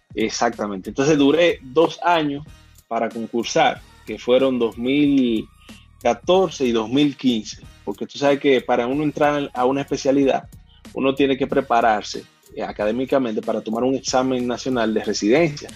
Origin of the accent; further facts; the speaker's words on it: San Felipe de Puerto Plata, Puerto Plata, Dominican Republic; moved away; also born or lived in Yásica Arriba / Mexico City; Yo, nací en Puerto Plata